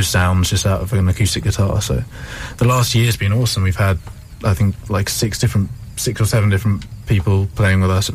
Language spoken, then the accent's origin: English; Albury, South East England, United Kingdom; who I grew up with in Albury.